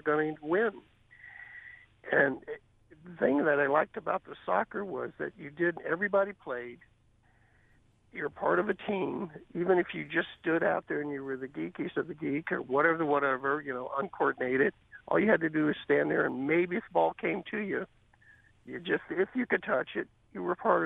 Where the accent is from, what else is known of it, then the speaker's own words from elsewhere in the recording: Kansas City, Missouri, United States; also born or lived in Santa Barbara, California; a kid that grew up in Kansas City